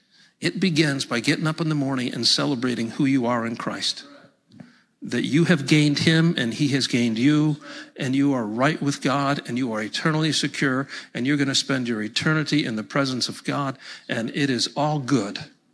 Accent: New York, United States; Hey, in my opinion, I'm from Central New York, and we just speak plain English there. I got no accent.

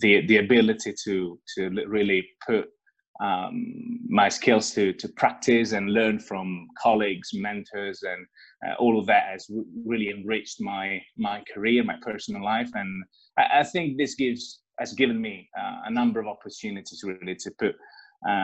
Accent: Italy; moved away as an adult; I was born in Italy, and that's where I got my education and where I got my first work experiences

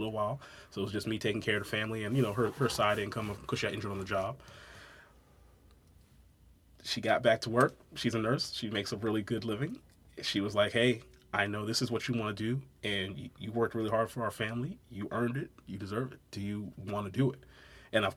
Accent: Brooklyn, New York, United States; also born or lived in St. Mary's County, Maryland; now in Waldorf, United States; I'm originally from Brooklyn. I've actually been living down in like St. Mary's County, though, since 99.

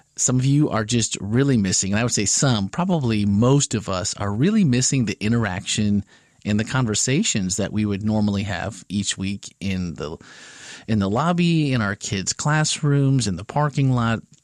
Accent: Wisconsin, United States; We both grew up in Wisconsin

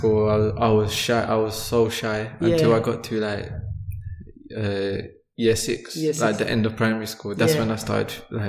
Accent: London, United Kingdom; moved away as an adult; now in Sheffield, United Kingdom; I was born in London. In Ilford, East London

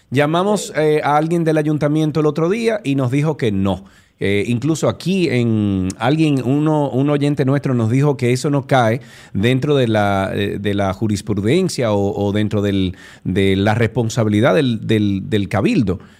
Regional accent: Santiago de Cuba, Cuba; quien sufre es el monumento y quien sufrimos, quienes sufrimos somos los santiagueros.

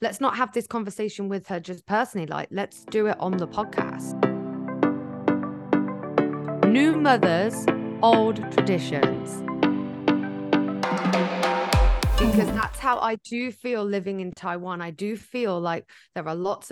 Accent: United Kingdom; moved away; that's my home country

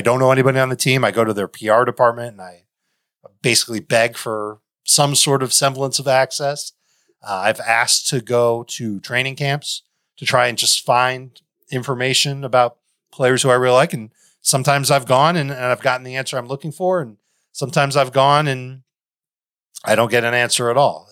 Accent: Chicago, Illinois, United States; I grew up in Chicago

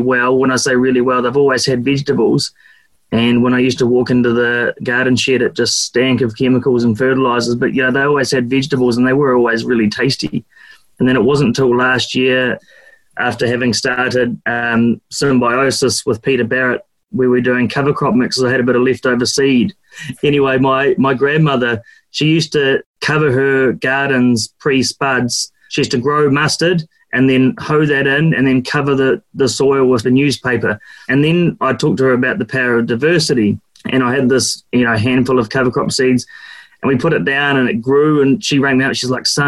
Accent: Duntroon, Otago, New Zealand; also born or lived in Oamaru; I was brought up in Duntroon up the Waitaki Valley, and then went to school in Oamaru.

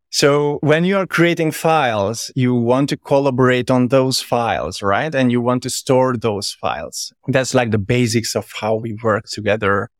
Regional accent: Hungary; moved away as an adult; also born or lived in Verona, Italy / Budapest, Hungary / London, United Kingdom; I'm originally from Hungary, by the way, but I live, like, pretty much everywhere, all over the place

